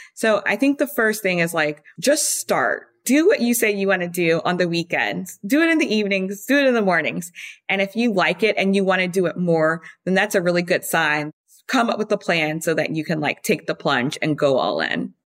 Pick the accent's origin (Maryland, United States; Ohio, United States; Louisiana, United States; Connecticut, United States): Louisiana, United States; Baton Rouge; moved away as an adult; also born or lived in France; now in New York City, United States; I grew up in Baton Rouge, born and raised till I left for college.